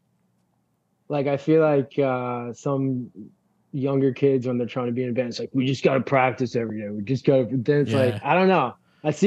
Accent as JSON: {"language": "English", "town": "Lindenhurst", "region": "New York", "country": "United States", "tie": "born or raised there", "said": "Lindenhurst high school kids, like just from my hometown"}